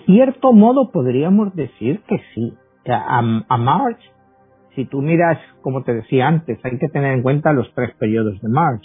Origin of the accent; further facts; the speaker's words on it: Spain; moved away; yo vengo de España